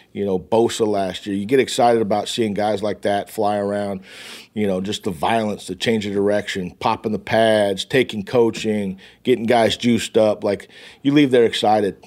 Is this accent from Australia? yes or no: no; West Coast, United States; I'm from the West Coast.